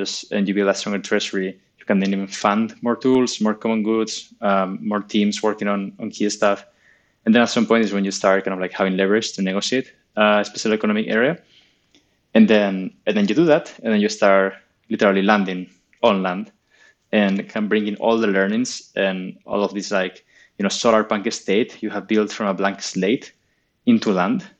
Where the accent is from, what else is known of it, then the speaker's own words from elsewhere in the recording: Spain; I'm from Spain